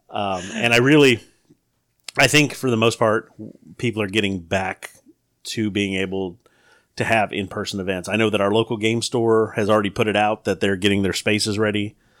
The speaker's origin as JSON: {"language": "English", "region": "the South", "country": "United States", "tie": "born or raised there", "said": "Growing up in the South"}